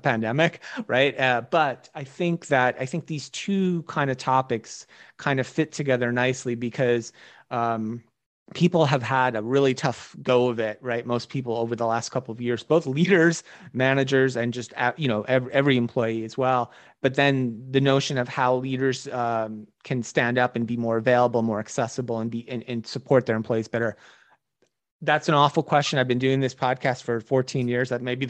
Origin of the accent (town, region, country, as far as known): New Jersey, United States